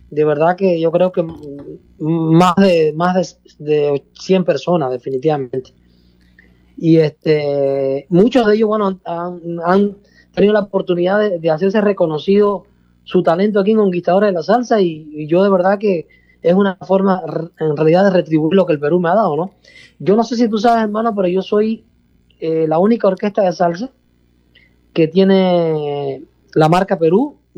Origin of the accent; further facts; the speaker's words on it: Cuba; yo soy cubano, eh, pero yo soy de una provincia de Cuba donde en realidad el lenguaje no es muy, para, no es en nada parecido a como se habla en la parte oriental, en la parte, perdón, la parte de la capital